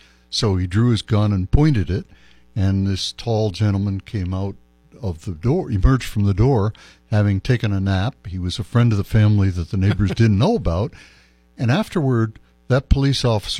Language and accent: English; Las Cruces, New Mexico, United States; also born or lived in China; Always thought of Cruces as my hometown, eventually, and visited if I was in this country every year. And I moved back.